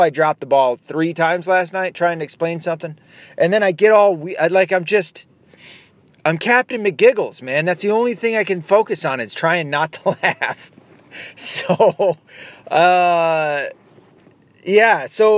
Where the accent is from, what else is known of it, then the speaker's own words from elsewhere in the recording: the South, United States; accent: southern; now in northern Michigan, United States; My southern accent is just gone. I don't know what happened to it. Even when me saying gone, I can hear it. I can hear the northern Michigan.